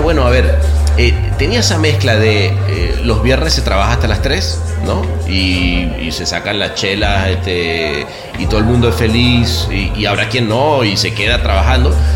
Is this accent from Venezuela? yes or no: yes; Venezuela; moved away as an adult; also born or lived in Mexico; como venezolano